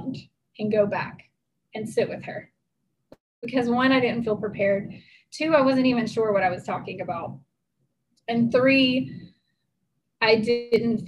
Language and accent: English; Tennessee, United States; I grew up in Tennessee